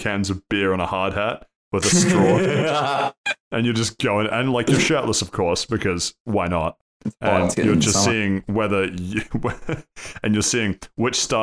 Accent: New Zealand; I am from New Zealand.

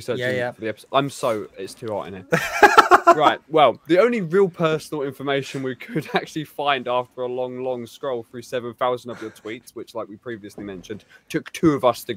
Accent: England, United Kingdom; I'm very English and very white

